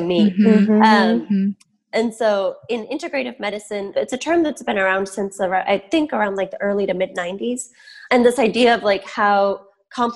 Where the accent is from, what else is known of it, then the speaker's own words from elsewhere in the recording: Michigan, United States; I grew up in Michigan. My parents moved here before I was born.